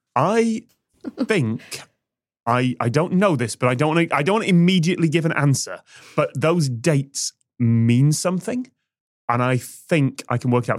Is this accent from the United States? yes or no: no; United Kingdom; I learned about the American westward expansion and the Wild West in my history class in the nineties in Britain